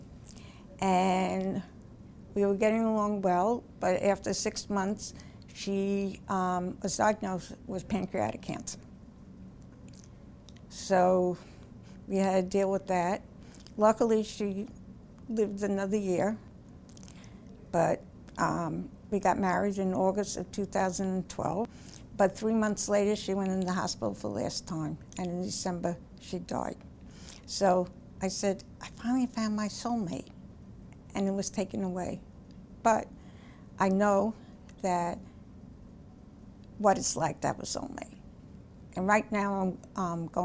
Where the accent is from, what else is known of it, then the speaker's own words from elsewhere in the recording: Bellmore, New York, United States; I grew up on Long Island in Belmore, which is on the South Shore